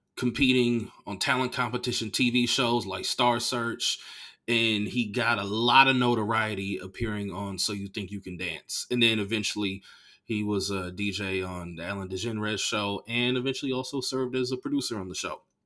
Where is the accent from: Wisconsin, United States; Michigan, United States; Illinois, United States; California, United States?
California, United States; Bay Area; I'm from the Bay Area